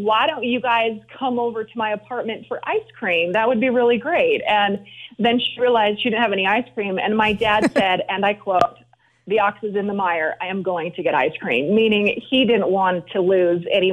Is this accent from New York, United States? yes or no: no; Lehi, Utah, United States; moved away as an adult; also born or lived in England / Washington, D.C.; now in Denver, United States; I'm originally from Lehigh, Utah, but since college, I have lived in England. I have lived in Washington, D.C., and now living in Denver